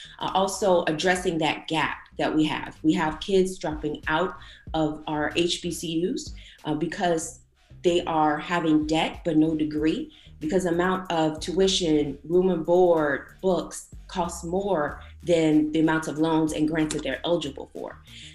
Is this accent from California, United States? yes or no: no; Petersburg, Virginia, United States; I was born and raised in Petersburg, Virginia. It used to be an affluent and well-to-do African-American community